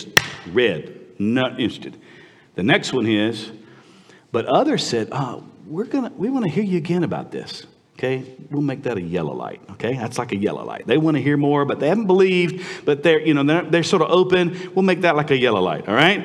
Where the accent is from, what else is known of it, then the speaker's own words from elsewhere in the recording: United States; moved away as an adult; also born or lived in Vietnam; as an American